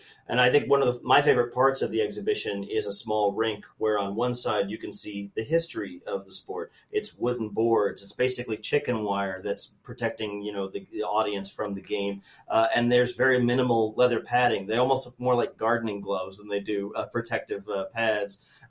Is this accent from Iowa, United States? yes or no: yes; Iowa, United States; now in St. Louis, United States; So I've lived in St. Louis about 5 years, and I come from Iowa before that, where we don't have any professional teams.